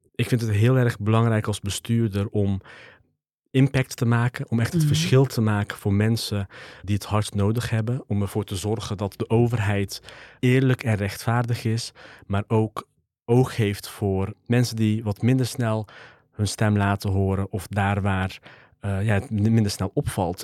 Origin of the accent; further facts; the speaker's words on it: 's-Hertogenbosch, North Brabant, Netherlands; geboren en getogen in Den Bosch